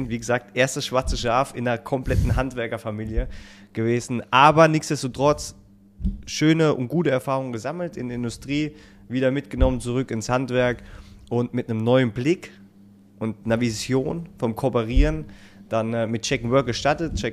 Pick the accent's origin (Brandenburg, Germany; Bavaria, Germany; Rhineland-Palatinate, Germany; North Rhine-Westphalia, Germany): Rhineland-Palatinate, Germany; now in Northern Germany; dass ich als Pfälzer hierher kommen darf in der hohen Norden.